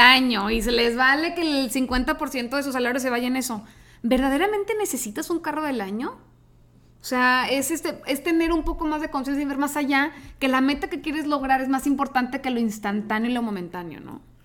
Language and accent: Spanish; Tijuana, Baja California, Mexico; moved away as an adult; now in Monterrey, Mexico; yo soy de Tijuana, me vine aquí a Monterrey a estudiar